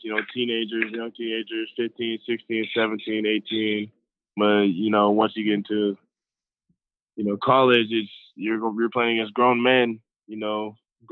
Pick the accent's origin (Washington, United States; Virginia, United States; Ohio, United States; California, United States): California, United States; Los Angeles; moved away as an adult; now in Colorado, United States; I'm originally from Los Angeles, you know, I have family out there